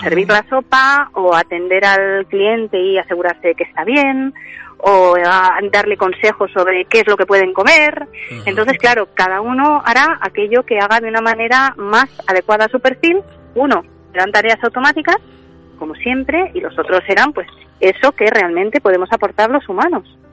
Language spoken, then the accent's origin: Spanish; Spain; cómo somos los españoles